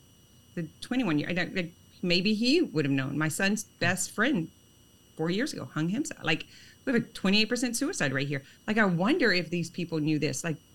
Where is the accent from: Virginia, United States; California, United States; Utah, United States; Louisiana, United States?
Louisiana, United States; an hour from Lake Charles; I'm an hour from Lake Charles.